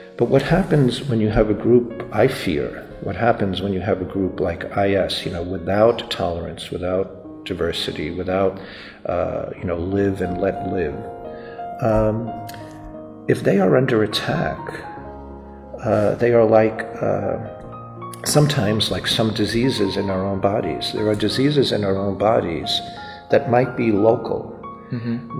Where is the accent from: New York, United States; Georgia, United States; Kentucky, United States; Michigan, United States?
New York, United States; even though I was born in the US, I'm an American citizen, and uh, my particular part of the family grew up in New York